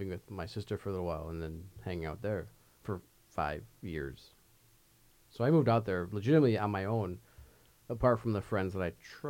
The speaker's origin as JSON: {"language": "English", "region": "Midwest", "country": "United States", "tie": "born or raised there", "also_born_or_lived": "Southern California", "said": "I'm coming from the Midwest, obviously. Me and you, we both grew up in the Midwest"}